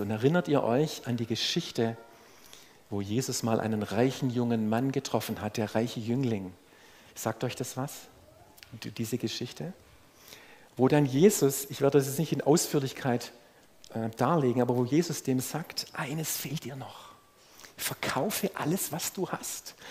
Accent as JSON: {"language": "German", "region": "Swabia", "country": "Germany", "said": "als Schwabe"}